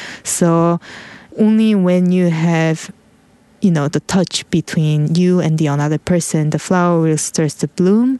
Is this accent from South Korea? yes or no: yes; South Korea; moved away; I was originally from South Korea